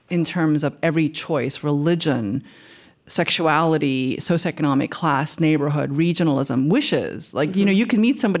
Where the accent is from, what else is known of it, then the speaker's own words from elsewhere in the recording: Queens, New York, United States; I think I had it because I am from Queens and because I'm not sure if it's the Korean part.